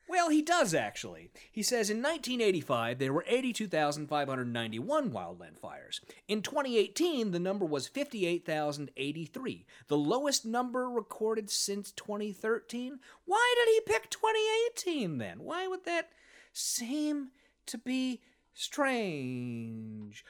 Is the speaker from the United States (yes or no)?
yes; St. Louis, Missouri, United States; I was from Saint Louis